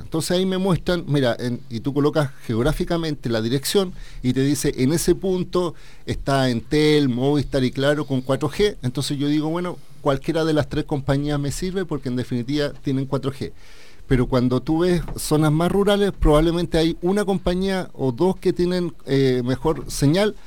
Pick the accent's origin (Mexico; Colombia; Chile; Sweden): Chile